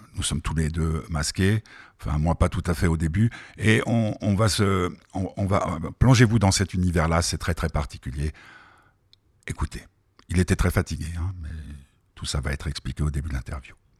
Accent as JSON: {"language": "French", "country": "France", "tie": "born or raised there", "also_born_or_lived": "Geneva, Switzerland", "moved": "yes", "lives_now": "Switzerland", "said": "j'ai été élevé en France, mais qui sont je suis genevois, suisse"}